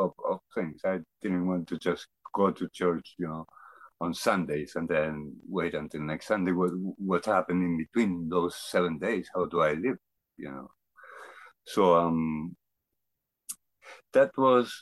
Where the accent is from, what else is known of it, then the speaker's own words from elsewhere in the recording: Argentina; moved away as an adult; now in Canada; I grew up in Argentina. I moved to Canada after when I was 28 years old